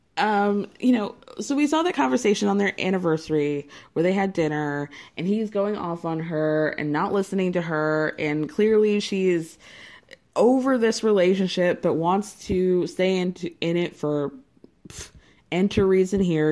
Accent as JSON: {"language": "English", "region": "Georgia", "country": "United States", "tie": "born or raised there", "said": "I grew up in Georgia."}